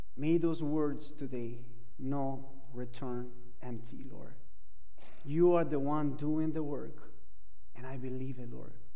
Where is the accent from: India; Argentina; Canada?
Argentina; English is a second language; moved away as an adult; I am from Argentina. I've been here in this country for quite a while. Uh, I've been in this country for 20 years, uh, but I cannot get rid of my accent